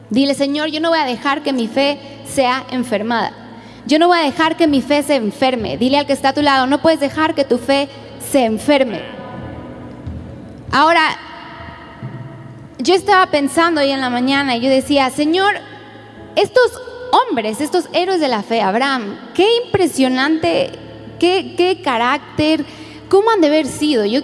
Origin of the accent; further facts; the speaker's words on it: Spain; Soy española, sí es cierto.